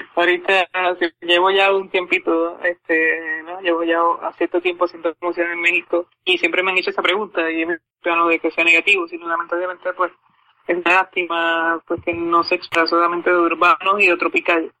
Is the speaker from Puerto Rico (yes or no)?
yes; Puerto Rico; acá en mi ciudad natal